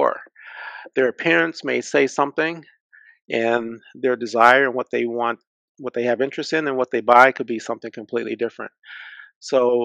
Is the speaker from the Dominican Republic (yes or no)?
no; Detroit, Michigan, United States; Growing up in Detroit, I came to know the layout of the city like the back of my hand